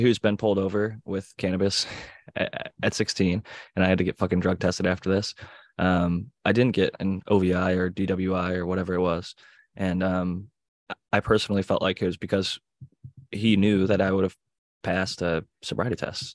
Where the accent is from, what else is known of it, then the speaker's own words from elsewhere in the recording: Cleveland, Ohio, United States; I'm from Cleveland.